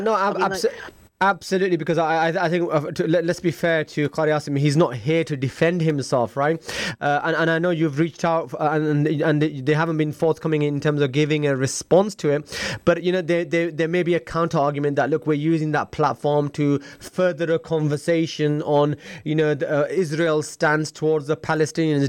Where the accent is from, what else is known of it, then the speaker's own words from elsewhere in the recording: Leeds, Yorkshire and the Humber, United Kingdom; moved away; I'm originally from Leeds myself